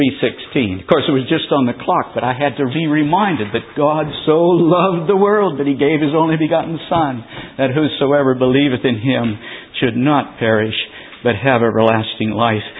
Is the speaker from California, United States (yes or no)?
yes; California, United States; I was from California